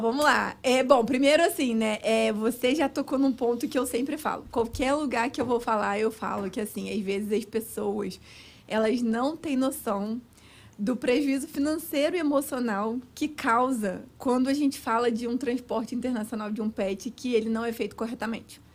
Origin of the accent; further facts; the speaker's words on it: Cabo Frio, Rio de Janeiro, Brazil; moved away as an adult; now in United States; eu sou do Rio de Janeiro, mas nasci no Rio, mas fui bem pequenininha para Cabo Frio